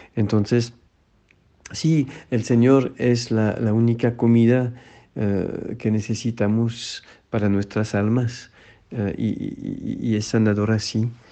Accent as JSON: {"language": "Spanish", "country": "France", "moved": "yes", "lives_now": "Mexico", "said": "un sacerdote en Francia en mi tierra"}